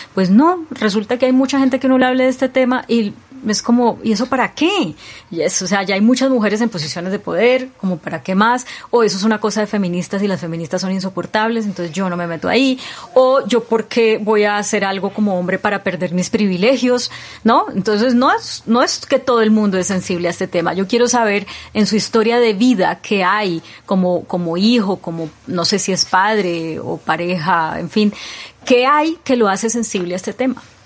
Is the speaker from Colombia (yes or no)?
yes; Colombia